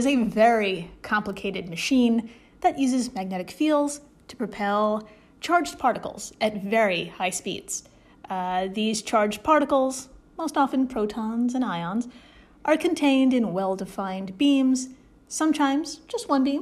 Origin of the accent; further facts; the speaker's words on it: United States; I am an American